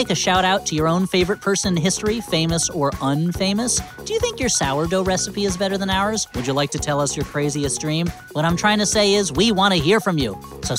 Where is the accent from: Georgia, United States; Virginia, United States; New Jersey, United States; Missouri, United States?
New Jersey, United States; Essex County; It's the same name as the county I grew up in New Jersey.